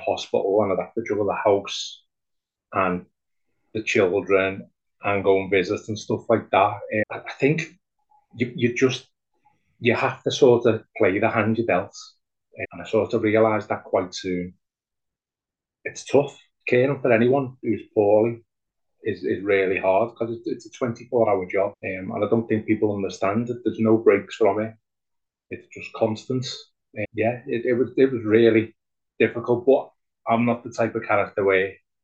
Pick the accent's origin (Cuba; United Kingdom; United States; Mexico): United Kingdom; Liverpool, North West England; I'm from Liverpool, England